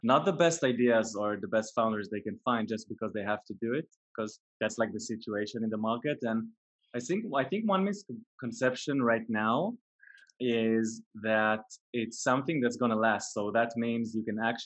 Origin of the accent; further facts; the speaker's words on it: a kibbutz in northern Israel, Northern District, Israel; I was born in a kibbutz way up north in Israel, which is a really unique childhood